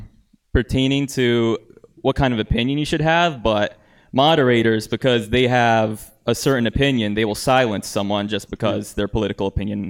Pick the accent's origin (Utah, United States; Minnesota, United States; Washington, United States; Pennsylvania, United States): Pennsylvania, United States; Scranton; I'm from Scranton.